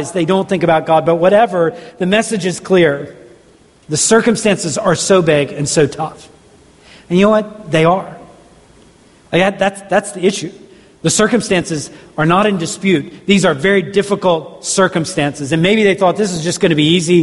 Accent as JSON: {"language": "English", "region": "Southeast", "country": "United States", "tie": "born or raised there", "said": "growing up in the Southeast"}